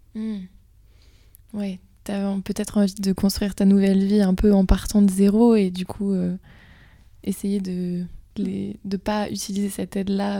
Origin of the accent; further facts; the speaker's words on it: Brittany, France; je viens de Bretagne